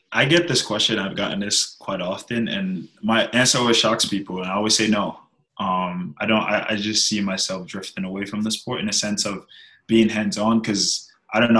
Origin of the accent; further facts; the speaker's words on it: New York, United States; moved away as an adult; now in Birmingham; growing up in New York